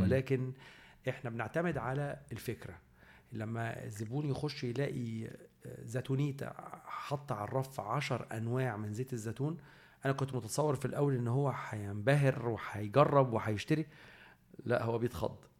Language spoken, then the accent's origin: Arabic; Egypt; احنا كمصريين